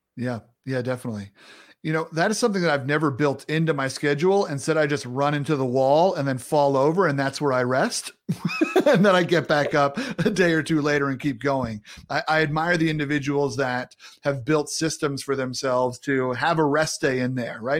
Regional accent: Long Island, New York, United States; I'm from Long Island, New York.

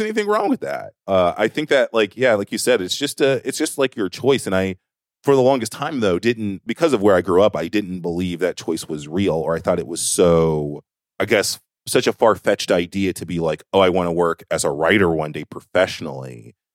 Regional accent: the South, United States; moved away; this grid of the South

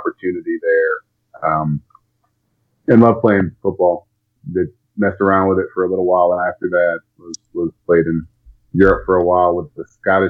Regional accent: Woodstock, New York, United States; moved away as an adult; also born or lived in Brookfield, Connecticut; now in Nashville, United States; I grew up in Woodstock, New York, so we were outside a lot.

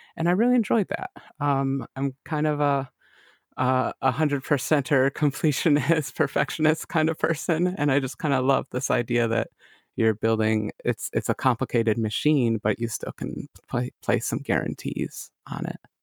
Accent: Lockport, New York, United States; a little town called Lockport

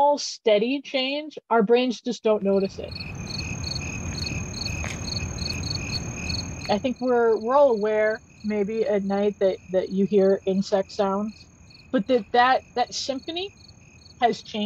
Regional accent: Gulf Coast, United States; now in Chicago, United States; I am originally from the Gulf Coast

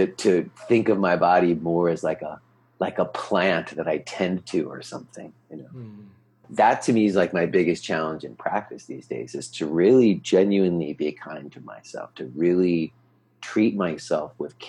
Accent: New York, United States; he knew I was from New York and he knew in New York we ate pizza.

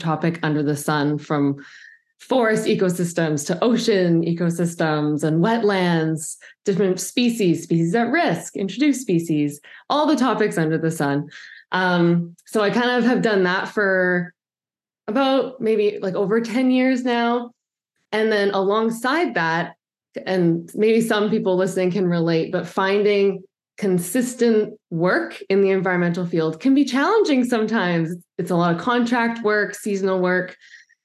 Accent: Vancouver Island, British Columbia, Canada; I grew up on Vancouver Island, and my parents were sailors and very outdoorsy.

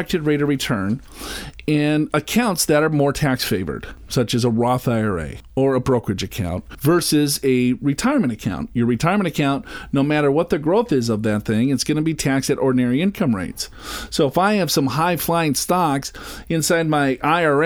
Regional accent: Minnesota, United States; I'm from Minnesota

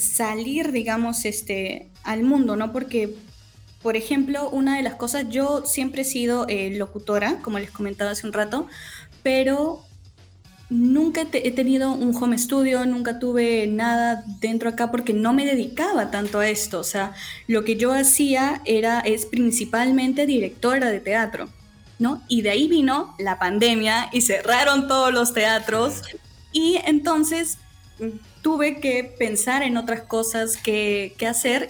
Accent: Lima, Peru; soy de Lima

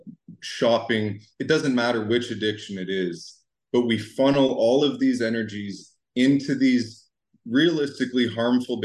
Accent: Ottawa, Ontario, Canada; I come from Ottawa, Canada

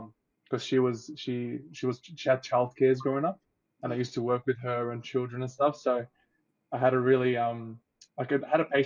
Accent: Australia; also born or lived in Egypt; I moved to Australia when I was 6 years old

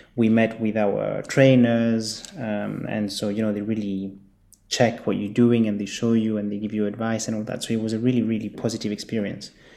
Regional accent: Geneva, Switzerland; also born or lived in Zurich / Chile (family background); I was born and raised in Geneva, Switzerland

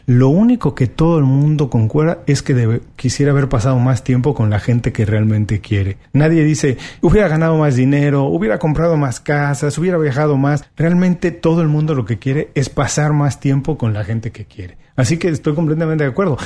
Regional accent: Mexico; lo mexicano no somos iguales

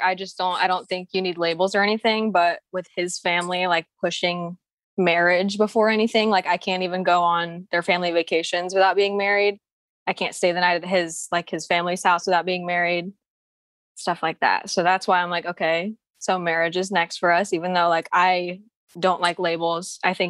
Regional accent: Philippines; Yes. I'm Filipino too.

